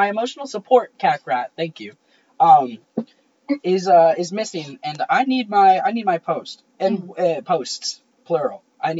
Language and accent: English; Michigan, United States; also born or lived in New York; I was born in New York, but not for very long, so I live in Michigan, so I say I'm from Michigan.